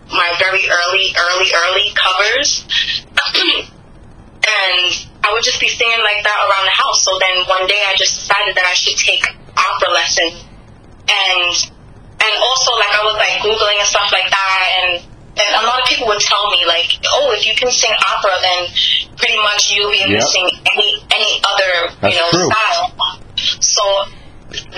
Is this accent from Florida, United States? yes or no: no; New York City, New York, United States; I'm from the Bronx, I'm a black girl